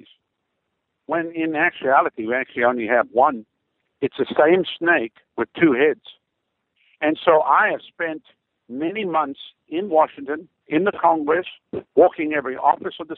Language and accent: English; South Africa; moved away as an adult; now in Tampa Bay, United States; I come from Africa